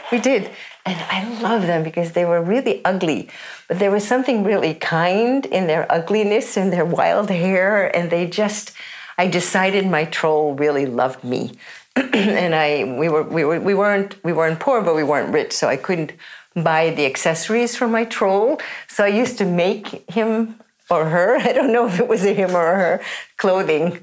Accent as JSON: {"language": "English", "town": "New York City", "region": "New York", "country": "United States", "tie": "born or raised there", "also_born_or_lived": "San Francisco / Holland", "moved": "as an adult", "lives_now": "Oslo, Norway", "said": "I grew up in New York City"}